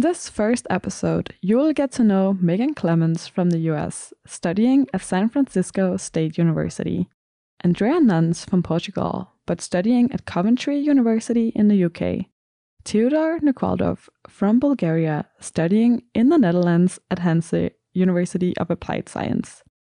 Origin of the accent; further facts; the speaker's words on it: Denmark; moved away as an adult; now in Stuttgart, Germany; I'm from Denmark.